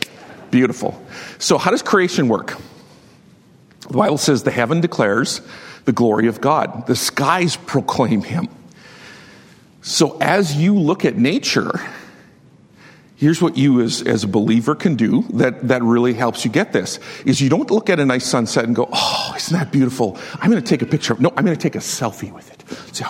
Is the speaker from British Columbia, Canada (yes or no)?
no; Saskatchewan, Canada; I'm from Saskatchewan